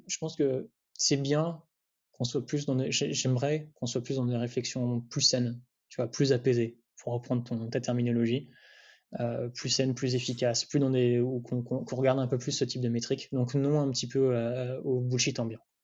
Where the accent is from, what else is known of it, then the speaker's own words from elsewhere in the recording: Amiens, Hauts-de-France, France; also born or lived in Paris; je viens pas du tout de Paris. Enfin, je viens d'Amiens